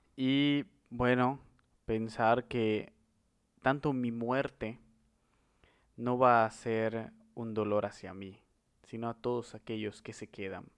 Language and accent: Spanish; Mexico